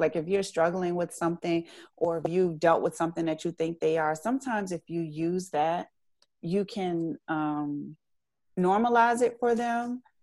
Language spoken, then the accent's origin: English; Richmond, Virginia, United States; I'm from Richmond